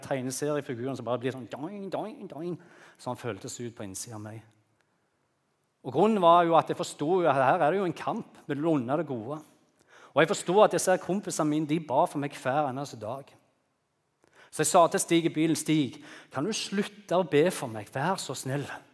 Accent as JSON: {"language": "Norwegian", "town": "Bryne", "region": "Rogaland", "country": "Norway", "said": "hjemme på Bryne"}